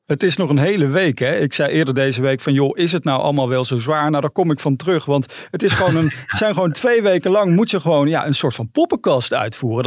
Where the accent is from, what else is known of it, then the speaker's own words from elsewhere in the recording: Helmond, North Brabant, Netherlands; wij beide uit Helmond, dus uit Brabant komen.